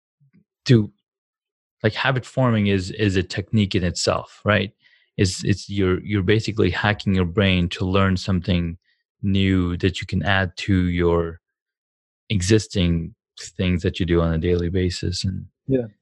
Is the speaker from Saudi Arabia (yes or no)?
yes; Saudi Arabia; moved away as an adult; now in United States; I grew up in Saudi Arabia.